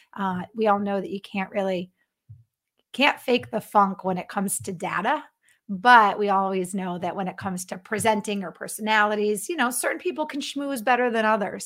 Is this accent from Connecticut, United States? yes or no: yes; Connecticut, United States; moved away as an adult; also born or lived in Florida / Texas / Los Angeles; now in Minnesota, United States; I was born and raised in Connecticut